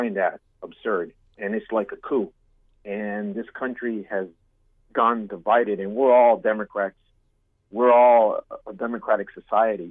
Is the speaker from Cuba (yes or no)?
yes; Cuba; now in United States; I'm Cuban. I come from a communist country. And I've seen this happen in my country